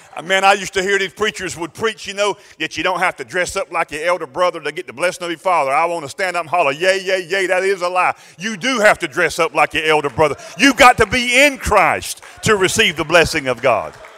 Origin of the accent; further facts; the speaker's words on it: United States; as American people